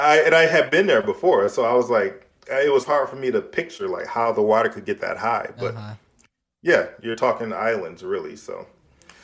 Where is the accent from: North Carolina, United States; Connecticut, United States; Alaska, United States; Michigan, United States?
Michigan, United States; moved away; growing up in Michigan